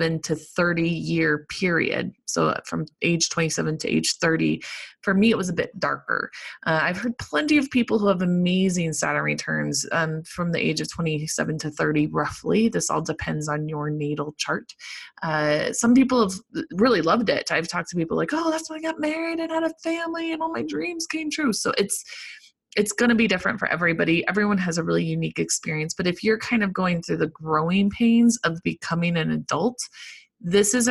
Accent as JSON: {"language": "English", "region": "Colorado", "country": "United States", "said": "I'm from Colorado"}